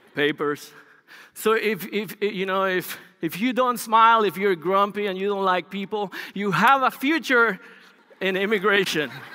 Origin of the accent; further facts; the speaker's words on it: Bogota, Colombia; English is a second language; moved away as an adult; also born or lived in Los Angeles, United States; now in United States; Bogota, which is the capital, is a large city, um, in Colombia. I grew up there